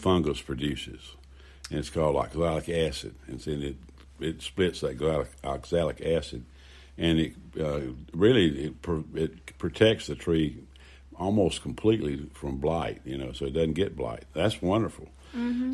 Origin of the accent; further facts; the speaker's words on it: Greenville, United States; I was born in Greenwood Memorial Hospital downtown Greenville